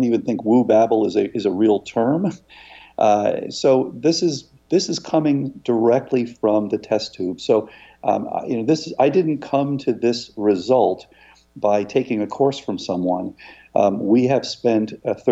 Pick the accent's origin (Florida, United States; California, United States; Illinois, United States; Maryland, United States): Florida, United States; I grew up in Florida, and I was in a surf club.